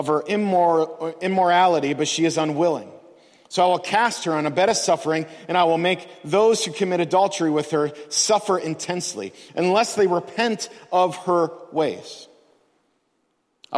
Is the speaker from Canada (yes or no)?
no; United States; we as American Christians